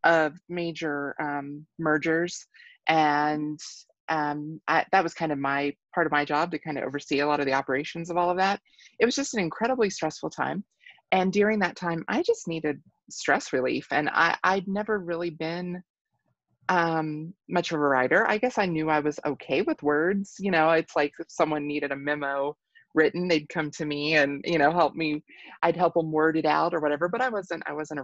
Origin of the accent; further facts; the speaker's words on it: Kentucky, United States; moved away as an adult; also born or lived in Southwest Colorado; now in Colorado, United States; I'm originally from Kentucky, grew up there